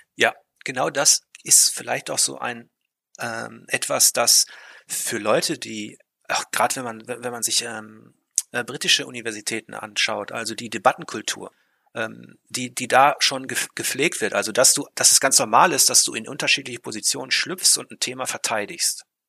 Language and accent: German; Ruhr area, North Rhine-Westphalia, Germany; ich komme aus dem Ruhrpott